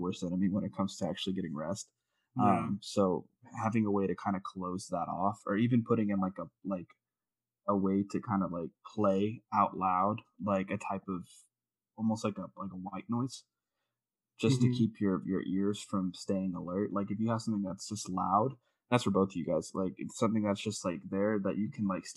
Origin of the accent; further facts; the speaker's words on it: Texas, United States; I'm from Texas